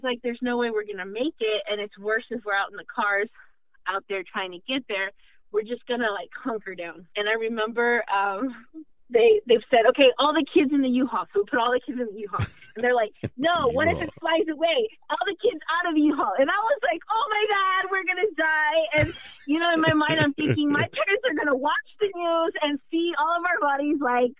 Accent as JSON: {"language": "English", "town": "Houston", "region": "Texas", "country": "United States", "said": "I am from Houston. We do not have sirens."}